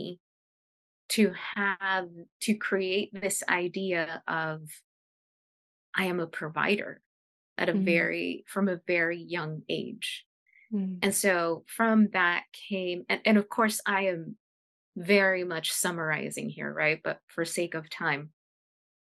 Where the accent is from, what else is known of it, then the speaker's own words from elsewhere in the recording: United States; first language Spanish; English is a second language; First generation American from, you know, an immigrant family.